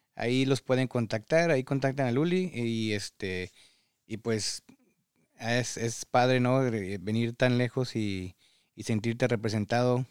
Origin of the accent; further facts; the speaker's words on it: Mexico; moved away as an adult; now in United States; padres mexicanos que emigramos en estas circunstancias